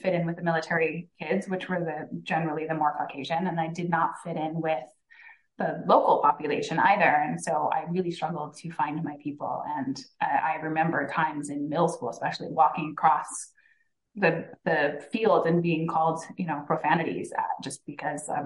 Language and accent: English; Hawaii, United States; originally I was born and raised in Hawaii